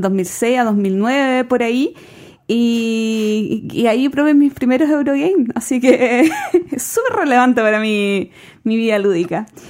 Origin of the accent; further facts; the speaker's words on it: Chile; nosotros como chilenos